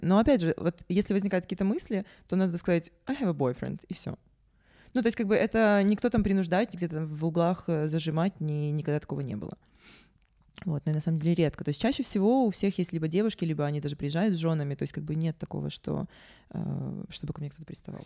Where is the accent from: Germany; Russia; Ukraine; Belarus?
Ukraine; Sevastopol; also born or lived in Yakutia; Я родилась, э, в Якутии, но детство провела в Севастополе.